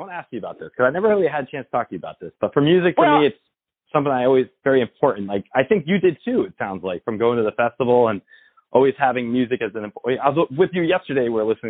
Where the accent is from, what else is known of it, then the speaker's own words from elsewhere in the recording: Northeast, United States; because I remember growing up in the Northeast, there was always mosquitoes in the summertime.